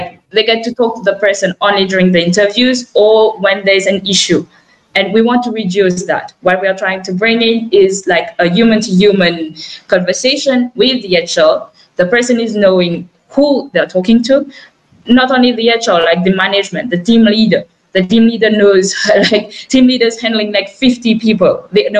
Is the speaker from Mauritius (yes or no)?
yes; Mauritius; now in France; me and Nabil, we're from Mauritius